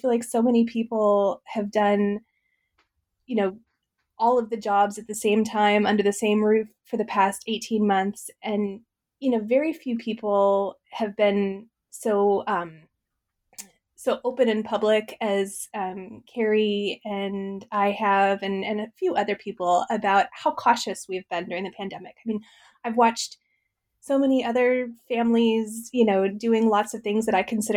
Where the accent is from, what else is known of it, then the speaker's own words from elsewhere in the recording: Midwest, United States; I grew up in the Midwest, in a farm family